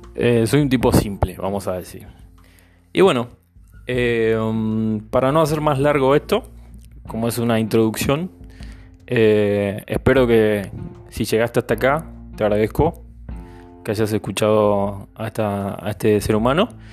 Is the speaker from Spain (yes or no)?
no; Argentina; moved away as an adult; now in Villarrica, Paraguay; yo soy argentino, no soy, no soy paraguayo, no soy guaireño